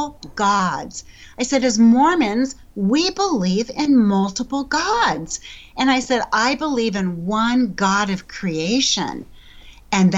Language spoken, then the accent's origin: English; Colorado, United States; growing up in Colorado, I had never had a lesson in my 50 years in the church